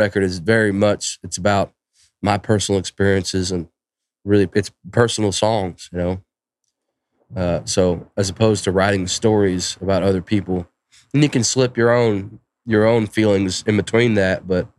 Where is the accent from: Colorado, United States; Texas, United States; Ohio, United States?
Texas, United States; East; I'm from East Texas myself